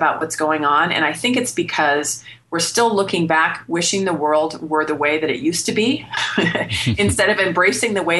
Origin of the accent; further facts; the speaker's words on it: Bay Area, California, United States; moved away as an adult; now in Phoenix, United States; born and raised in California in the Bay Area